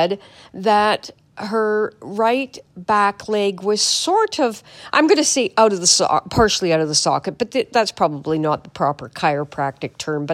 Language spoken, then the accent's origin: English; Manitoba, Canada; I'm from Manitoba, so it's cold here.